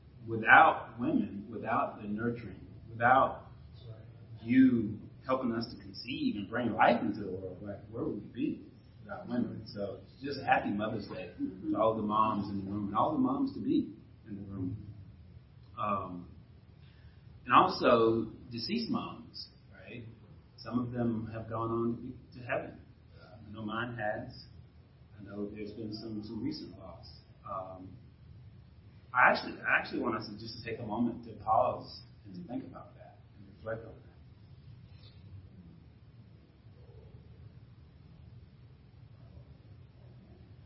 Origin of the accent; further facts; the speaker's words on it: Alabama, United States; now in North Carolina, United States; we grew up in Alabama, and we live in North Carolina.